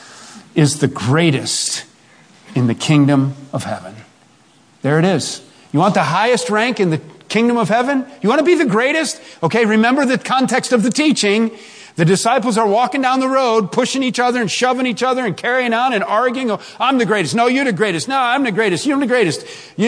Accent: Chicago, Illinois, United States; I grew up in South Chicago

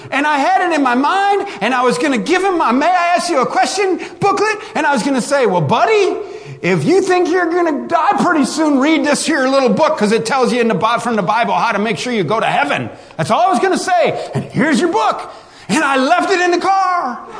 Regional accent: West Virginia, United States; We're all from West Virginia. We're family

